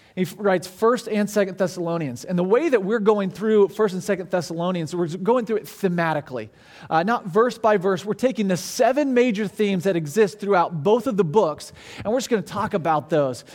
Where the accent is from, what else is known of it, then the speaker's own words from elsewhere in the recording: Branson, Missouri, United States; now in Orlando, United States; I grew up in Branson, Missouri